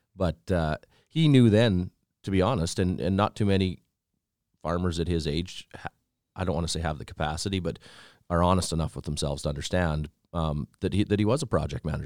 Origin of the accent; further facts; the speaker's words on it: Fairlight, Saskatchewan, Canada; from Southeast Saskatchewan, a little town by the name of Fairlight, actually.